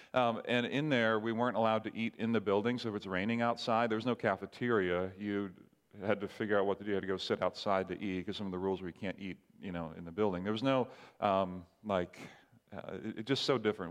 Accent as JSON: {"language": "English", "country": "Barbados", "tie": "born or raised there", "moved": "yes", "said": "I grew up in the Caribbean island called Barbados"}